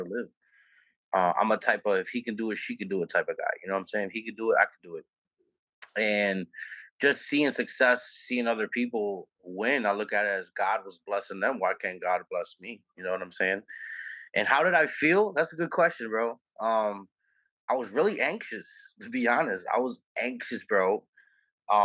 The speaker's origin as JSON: {"language": "English", "town": "New Orleans", "region": "Louisiana", "country": "United States", "tie": "born or raised there", "said": "I'm from New Orleans, Louisiana, born and raised."}